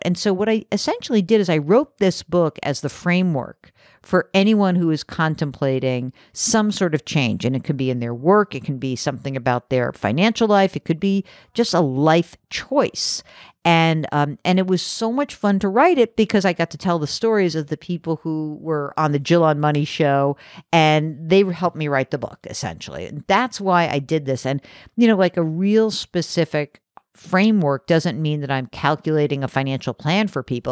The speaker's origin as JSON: {"language": "English", "region": "New York City area suburbs", "country": "United States", "tie": "born or raised there", "said": "so I grew up in New York City area, like the, uh, the burbs of New York"}